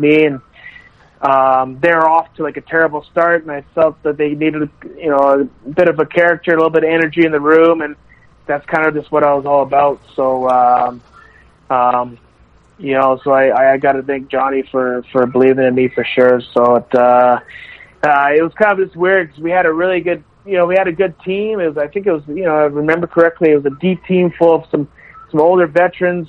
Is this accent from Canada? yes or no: yes; Canada; we have two Nipah natives